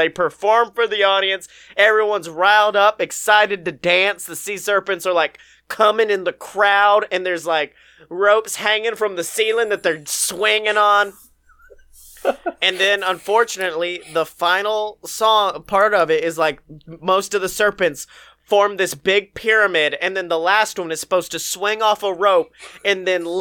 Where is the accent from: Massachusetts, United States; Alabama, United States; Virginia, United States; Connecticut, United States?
Alabama, United States; my home state